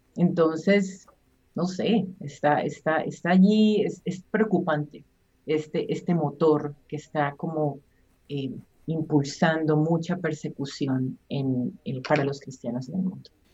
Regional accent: Colombia; yo soy colombiana

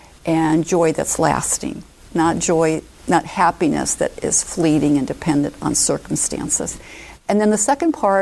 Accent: Omaha, Nebraska, United States; I moved back to my hometown is Omaha

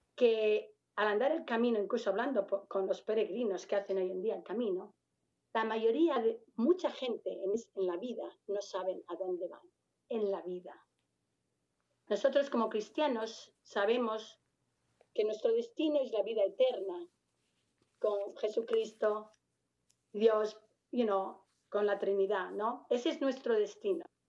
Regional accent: Madrid, Community of Madrid, Spain; moved away as an adult; now in United States; a pesar de ser de Madrid

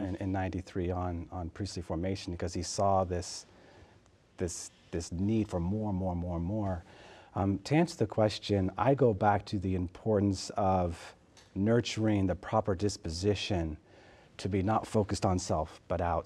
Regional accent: Southern California, United States; moved away; I'm originally from California and in Southern California.

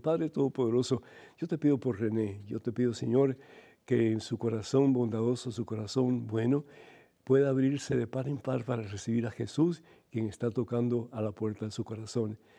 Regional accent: Cuba; moved away; yo soy de Cuba originalmente

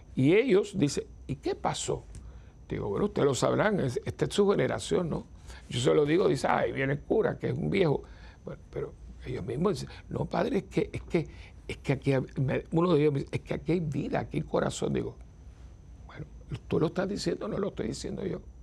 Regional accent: San Juan, Puerto Rico; los que somos capitalinos, los que vivimos en ciudades metropolitanas

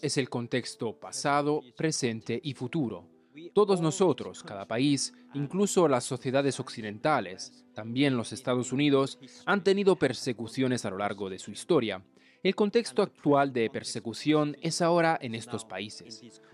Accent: North Korea; moved away; Corea del Norte, por supuesto, mi país de origen

